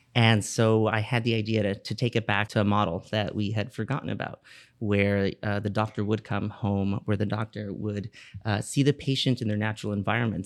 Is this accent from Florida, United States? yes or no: yes; Miami, Florida, United States; I was born and raised here in Miami, Florida